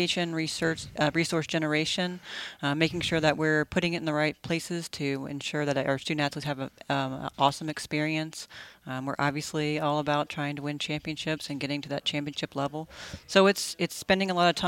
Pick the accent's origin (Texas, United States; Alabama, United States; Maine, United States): Texas, United States; 30 minutes from Texas State University, United States; moved away as an adult; I ended up at Texas State University, which was only 30 minutes from my hometown